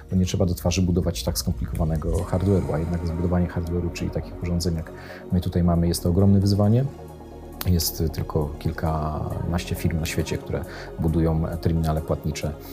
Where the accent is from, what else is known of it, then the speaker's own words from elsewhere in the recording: Poland; Dlatego cieszymy się, że jesteśmy z Polski Polski. Z polskim paszportem nie wstydzimy się w tej chwili e, e, wychodzić e, i rozwijać nasz projekt poza granicami Polski